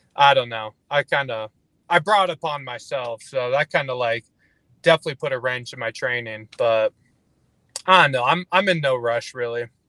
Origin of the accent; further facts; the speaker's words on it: Fort McMurray, Alberta, Canada; Like northern Alberta, like Fort McMurray